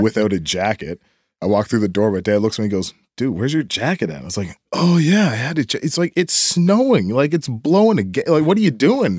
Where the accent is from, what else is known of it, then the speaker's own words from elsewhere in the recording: Timberlea, Nova Scotia, Canada; I grew up down in, uh, down Timberlake